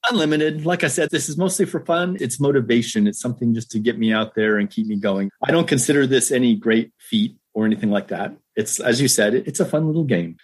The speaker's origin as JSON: {"language": "English", "region": "Southern California", "country": "United States", "tie": "born or raised there", "also_born_or_lived": "Australia", "moved": "as an adult", "lives_now": "Ohio, United States", "said": "I grew up in Southern California."}